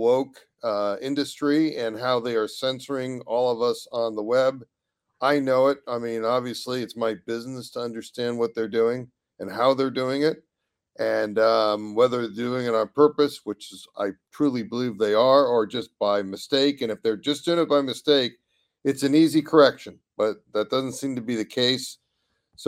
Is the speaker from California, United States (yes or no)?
yes; California, United States; I'm a Californian